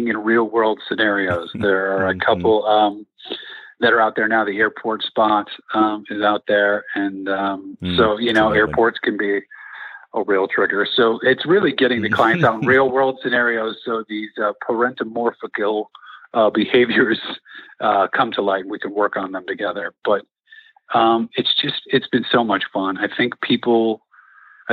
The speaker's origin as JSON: {"language": "English", "town": "Chicago", "region": "Illinois", "country": "United States", "said": "I'm from Chicago"}